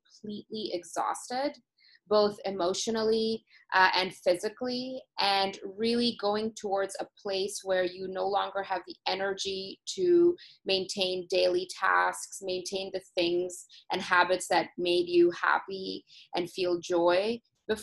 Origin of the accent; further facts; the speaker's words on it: Toronto, Ontario, Canada; I'm originally from Toronto